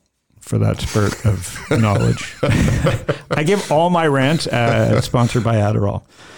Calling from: Phoenix, Arizona, United States; I'm calling you from Phoenix.

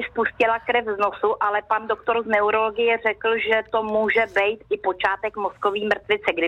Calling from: Prague, Czechia; Dobrý den, eh, jsem z Prahy

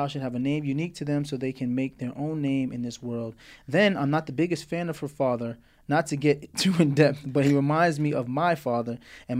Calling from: Memphis, Tennessee, United States; I'm coming from the great city of Memphis, Tennessee. Tennessee, I grew up in Morristown, Tennessee every summer.

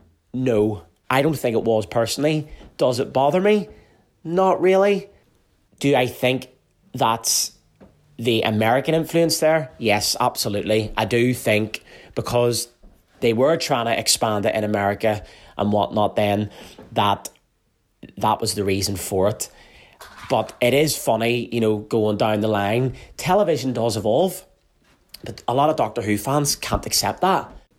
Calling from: Carrickfergus, Northern Ireland, United Kingdom; I'm listening from Carrickfergus in Northern Ireland

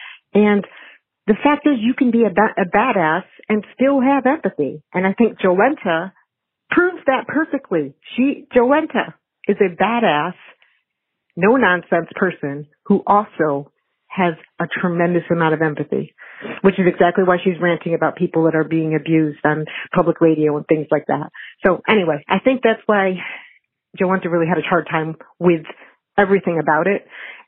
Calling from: Buffalo, New York, United States; I'm calling from Buffalo

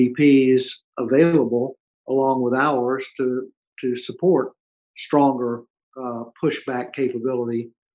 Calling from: Houston, Texas, United States; I am calling from Houston.

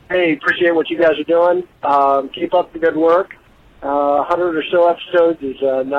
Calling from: Illinois, United States; Hey, Tony and Lisa … And I am calling from Illinois, but I started listening to your podcast in Germany

